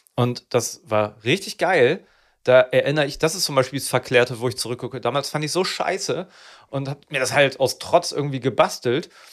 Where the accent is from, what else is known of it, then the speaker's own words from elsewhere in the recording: Neuenkirchen, Lower Saxony, Germany; Da bin ich aus Neuenkirchen, was die, die letzte Bushaltestelle äh, Bremen. Ganz weit weg. Nee, bei Schwannewede, da bin ich groß geworden